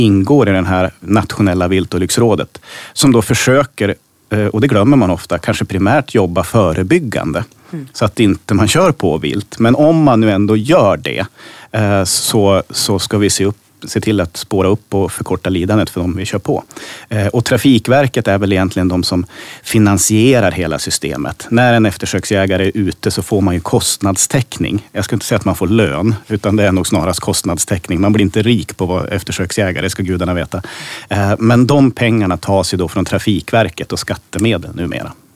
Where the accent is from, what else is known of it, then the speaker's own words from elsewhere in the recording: Hälsingland, Gävleborg County, Sweden; i det jaktlag hemma i Hälsingland där min pappa och min morfar jagade